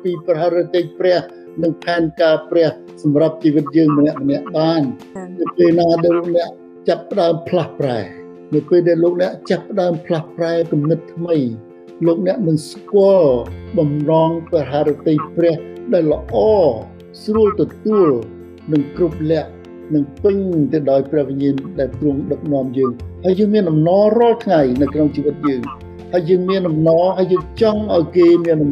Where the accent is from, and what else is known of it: Cambodia